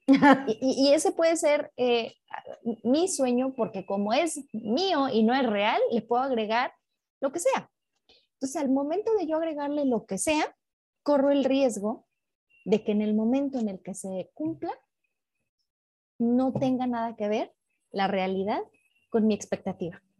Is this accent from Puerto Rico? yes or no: no; León, Guanajuato, Mexico; en León, Guanajuato, de donde soy